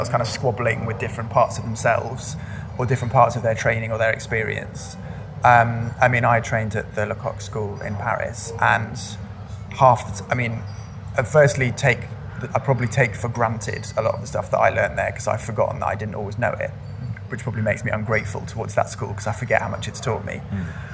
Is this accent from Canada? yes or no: no; United Kingdom; moved away as an adult; now in London, United Kingdom; I'm actually preparing to leave London at the moment and move back to my hometown